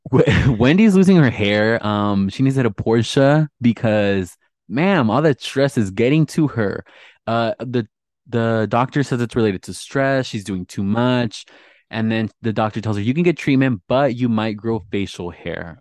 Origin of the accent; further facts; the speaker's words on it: Southern California, United States; I'm from Southern California